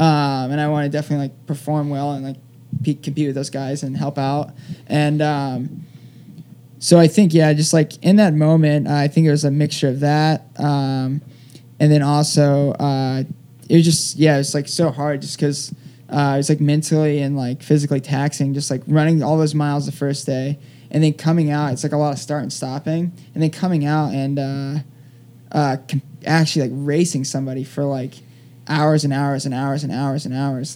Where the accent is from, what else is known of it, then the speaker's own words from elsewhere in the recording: Palm Bay, Florida, United States; accent: southern drawl; also born or lived in Colorado; now in New York, United States; my hometown marathon, which is Space Coast Marathon